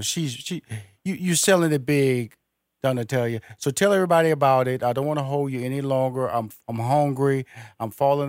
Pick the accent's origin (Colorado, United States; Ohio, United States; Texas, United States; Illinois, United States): Texas, United States; Houston; also born or lived in New Orleans; I'm from Houston, Texas, by way of New Orleans.